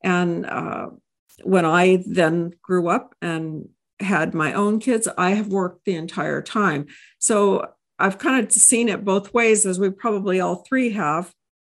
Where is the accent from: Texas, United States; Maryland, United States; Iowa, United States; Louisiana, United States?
Texas, United States; I hail from Texas.